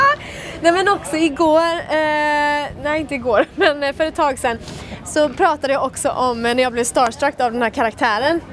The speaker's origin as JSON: {"language": "Norwegian", "country": "Sweden", "said": "jeg er jo fra Sverige"}